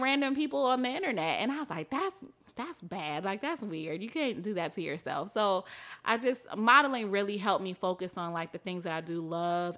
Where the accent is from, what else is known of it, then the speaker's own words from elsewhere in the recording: Mississippi, United States; moved away as an adult; also born or lived in Atlanta / New York; now in Chicago, United States; I'm from Mississippi where people get married super young